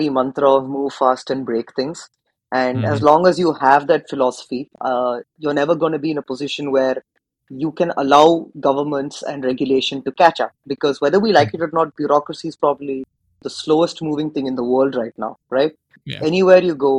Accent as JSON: {"language": "English", "country": "India", "said": "I come from India"}